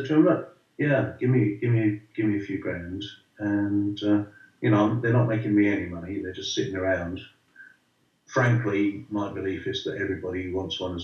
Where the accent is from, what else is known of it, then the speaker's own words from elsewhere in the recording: Northampton, East Midlands, United Kingdom; moved away; I had to sit with all the Hull supporters at my hometown club